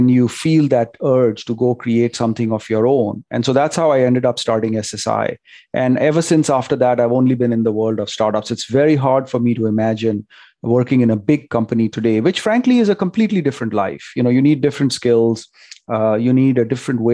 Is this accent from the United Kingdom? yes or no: no; India; moved away as an adult; now in Silicon Valley, United States; growing up in India